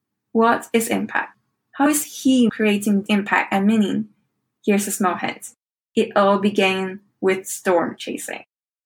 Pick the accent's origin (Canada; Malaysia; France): Malaysia; Kuching, Sarawak; Kuching, my hometown.